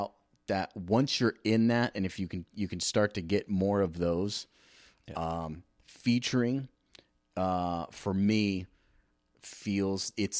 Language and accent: English; California, United States; also born or lived in Hawaii / Arizona / Virginia / Rhode Island; I was born in California, lived in Hawaii, then went back, moved to California, lived in Arizona for a little while too, Virginia, Rhode Island, Massachusetts.